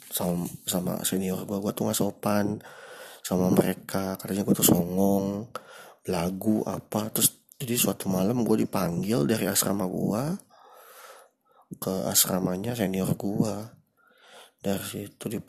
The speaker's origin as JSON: {"language": "Indonesian", "town": "Bandung", "region": "West Java", "country": "Indonesia", "tie": "born or raised there", "lives_now": "Bekasi, Indonesia", "said": "padahal gua walaupun tinggal di Bekasi gua keturunan Bandung dan gede di Bandung SD gue sempat lama di Bandung jadi mereka nggak tahu nih gue nih bisa bahasa Sunda"}